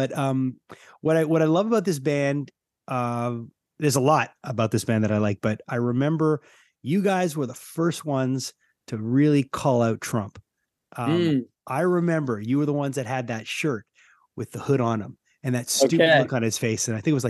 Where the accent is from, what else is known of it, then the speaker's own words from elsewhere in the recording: Canada; I mean, you know, I'm from Canada, so things are, we're a little bit like kind of standing away, watching